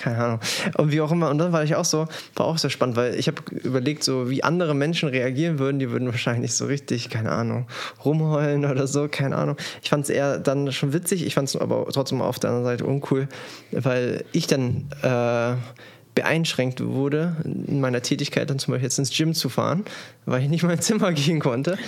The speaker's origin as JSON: {"language": "German", "country": "Germany", "said": "bei uns in Deutschland"}